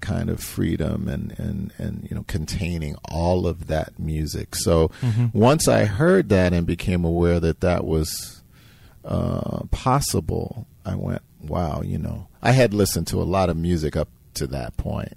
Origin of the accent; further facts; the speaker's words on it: New York City, New York, United States; now in Chicago, United States; I grew up in New York City